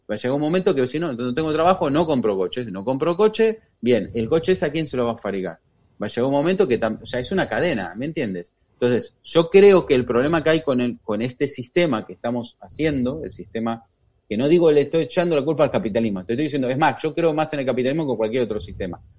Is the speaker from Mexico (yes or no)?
no; Argentina; porque ya vengo muy quemada de Argentina y no quiero saber nada de los políticos